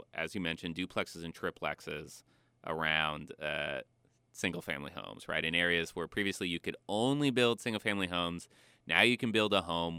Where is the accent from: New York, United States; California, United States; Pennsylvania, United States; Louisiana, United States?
California, United States; Bakersfield; I'm from Bakersfield.